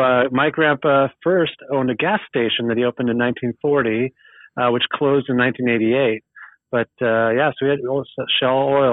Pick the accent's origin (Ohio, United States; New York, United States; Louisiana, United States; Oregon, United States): Oregon, United States; Eugene; I've lived here my whole life. So, so … born and raised in Eugene, Oregon, second generation in America. My grandpa was born and raised in Norway.